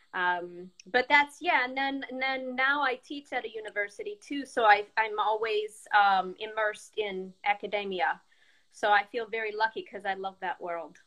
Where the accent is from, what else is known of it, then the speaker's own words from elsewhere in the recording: Chesterton, Indiana, United States; moved away as an adult; also born or lived in Peoria, Illinois / Chicago, Illinois; I was born in Chesterton, Indiana, the same town I live